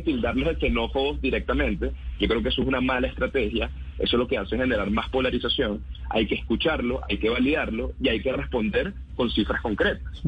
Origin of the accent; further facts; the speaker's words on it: Venezuela; también soy venezolano